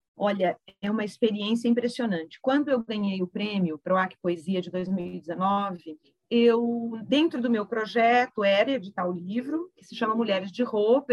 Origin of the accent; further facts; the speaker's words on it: Santos, São Paulo, Brazil; moved away as an adult; also born or lived in Campinas; eu nasci em Santos, me saí de Santos já adulta